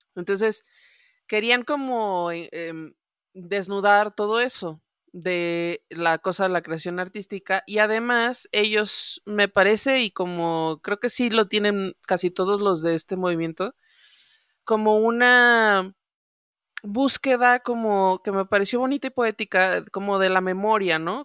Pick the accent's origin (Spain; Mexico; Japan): Mexico; Mexico City; en mi experiencia chilanga